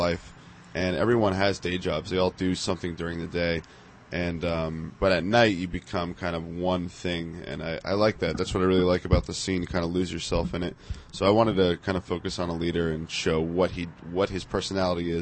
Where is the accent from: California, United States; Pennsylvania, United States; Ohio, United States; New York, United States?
California, United States; Napa Valley; when I grew up in Napa Valley